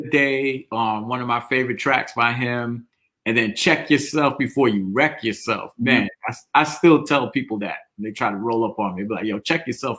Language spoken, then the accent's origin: English; New York, United States; I'm from New York